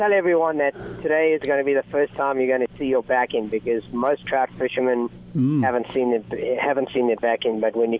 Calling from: Huntington Beach, California, United States; It's … … I'm talking from Huntington Beach, Southern California, and I run Salty Fly Guide Service.

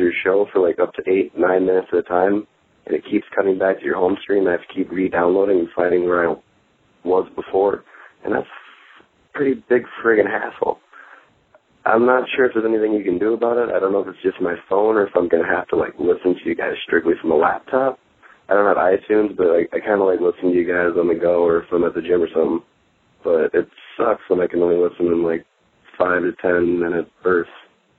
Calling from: Rochester, Minnesota, United States; I'm from Rochester, Minnesota.

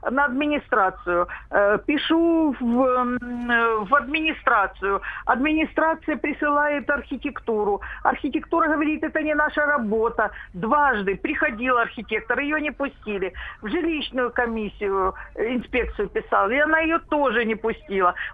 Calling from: Rostov-on-Don, Rostov Oblast, Russia

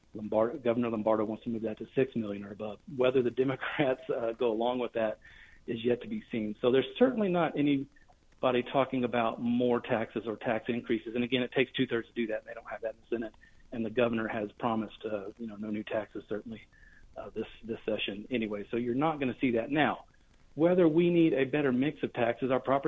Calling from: Reno, Nevada, United States; I'm calling you from Carson City, I'm based in Reno.

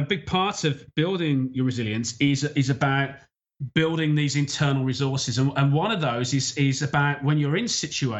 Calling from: Isle of Man; So I'm calling from the Isle of Man, which is in the Irish Sea. It's partway between the UK and Ireland.

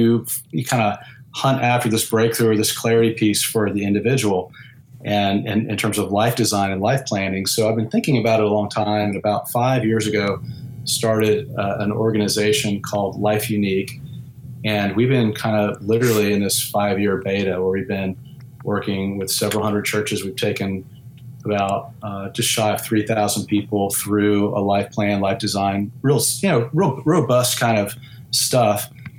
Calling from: Houston, Texas, United States; I've got a finished off garage attic in Houston, Texas.

